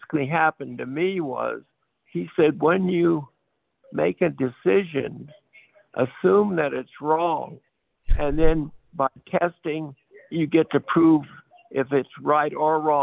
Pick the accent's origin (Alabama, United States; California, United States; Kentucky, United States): California, United States; Palo Alto; also born or lived in San Luis Obispo, California / Paso Robles, California; I was born in San Luis Obispo, but raised in Palo Alto, went through their school system.